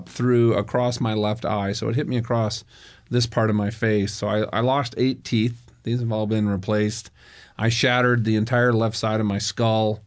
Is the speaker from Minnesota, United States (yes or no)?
yes; Minnesota, United States; I grew up in Minnesota